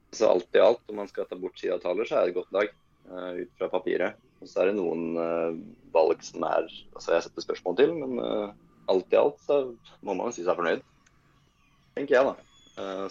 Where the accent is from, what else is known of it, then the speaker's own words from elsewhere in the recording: Sweden; jeg er svensk